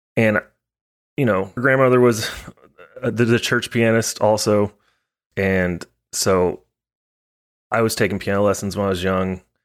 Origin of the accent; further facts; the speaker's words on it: Highland Village, Texas, United States; also born or lived in Denton, Texas / Portland, Maine; I was born in Denton, in Flo Hospital. It's no longer there. Shut her down. And, yeah, you know, I, you know, grew up in Texas most of my life.